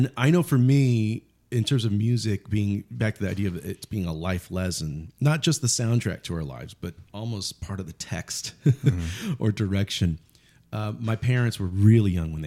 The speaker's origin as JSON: {"language": "English", "town": "Yuma", "region": "Arizona", "country": "United States", "tie": "born or raised there", "said": "growing up in Yuma, Arizona, there's not a lot"}